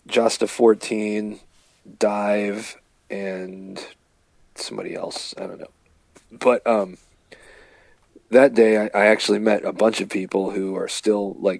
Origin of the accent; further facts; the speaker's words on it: Virginia, United States; I grew up in Virginia